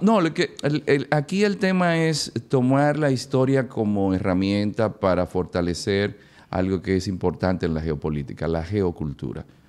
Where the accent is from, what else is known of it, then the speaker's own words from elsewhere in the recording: Dominican Republic; nuestro pueblo